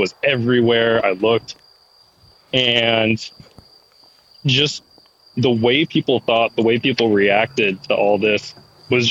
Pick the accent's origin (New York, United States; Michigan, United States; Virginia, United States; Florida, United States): Michigan, United States; Ann Arbor; moved away; also born or lived in Chicago; I grew up in Ann Arbor, super blue area